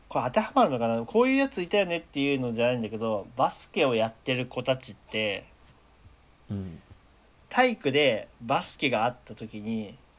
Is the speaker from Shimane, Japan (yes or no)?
no; Tokyo, Japan; moved away; also born or lived in Kagoshima; 東京都出身東京都育ち住民票は東京都の東京都民